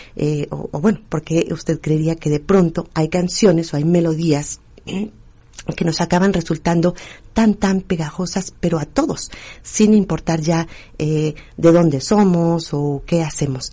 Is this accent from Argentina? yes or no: no; Mexico; aquí en México, por lo menos que decimos que vamos eh, recordando nuestra identidad y nuestras raíces